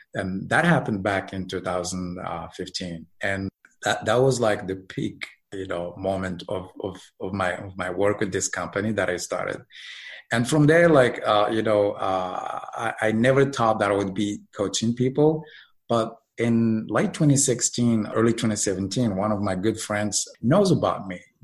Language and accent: English; Morocco; moved away as an adult; now in United States; I'm originally from Morocco